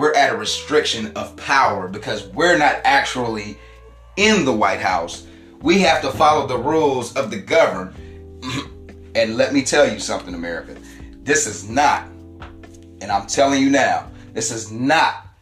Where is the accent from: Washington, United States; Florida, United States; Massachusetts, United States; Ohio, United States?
Ohio, United States; Columbus; I was born in Columbus, Ohio